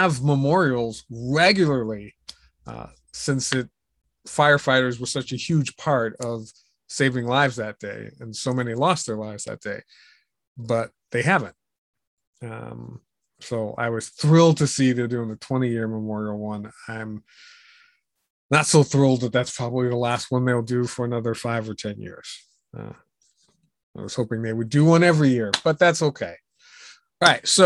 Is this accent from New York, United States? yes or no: yes; New York City, New York, United States; moved away as an adult; also born or lived in Virginia; I was born and raised in New York